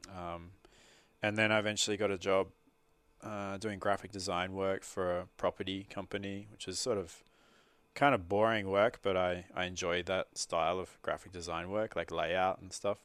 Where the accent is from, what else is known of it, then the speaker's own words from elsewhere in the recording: Sydney, New South Wales, Australia; moved away; I grew up in Sydney and even if we were still living in Sydney